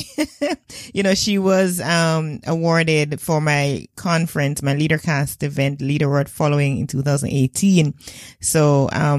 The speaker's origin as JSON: {"language": "English", "country": "Jamaica"}